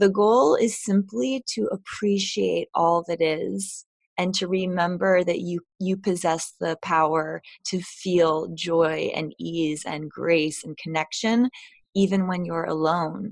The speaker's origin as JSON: {"language": "English", "town": "New York City", "region": "New York", "country": "United States", "said": "I'm from New York City"}